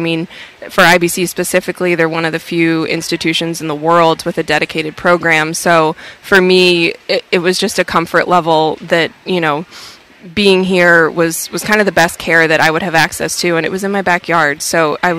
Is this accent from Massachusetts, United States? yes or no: yes; Boston, Massachusetts, United States; I grew up in the Boston area.